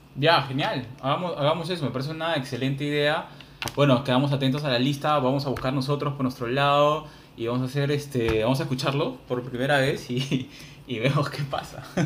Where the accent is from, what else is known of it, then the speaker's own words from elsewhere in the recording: Peru; los peruanos